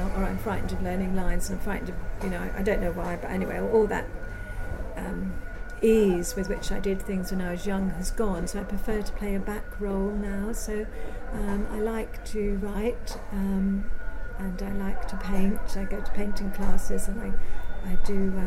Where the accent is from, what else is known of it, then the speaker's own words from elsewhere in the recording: Isle of Wight, South East England, United Kingdom; moved away; also born or lived in Brighton; after leaving the constraints of the Isle of Wight, very narrow, very limited, to go to Brighton